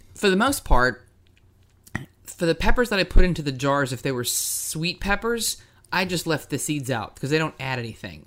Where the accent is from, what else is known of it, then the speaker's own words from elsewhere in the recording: East Coast, United States; I'm from the East Coast